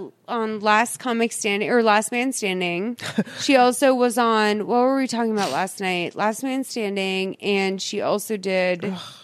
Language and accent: English; East Coast, United States; I'm from the East Coast where it's like, where I say aunt.